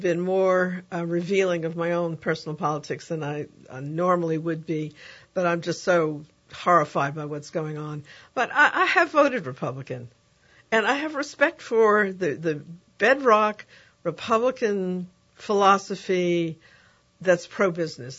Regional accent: New York, United States; now in New Orleans, United States; my hometown of New York

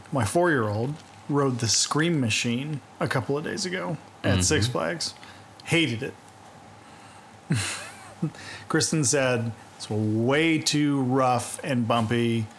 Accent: New Zealand; No, I'm actually from New Zealand.

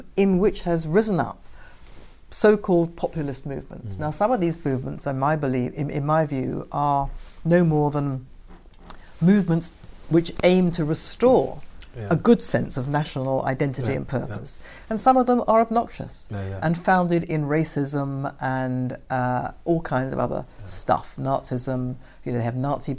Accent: United Kingdom; Thought of myself as a British Jew

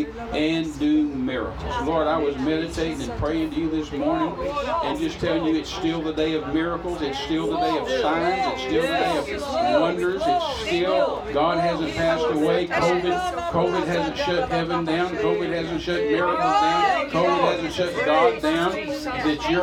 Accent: Midland, Texas, United States; I'm from Midland, that's 20 miles away

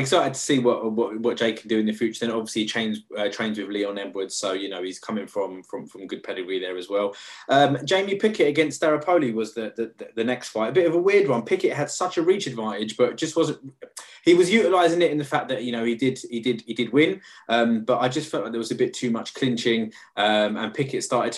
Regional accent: United Kingdom; as a Brit, we as Brits

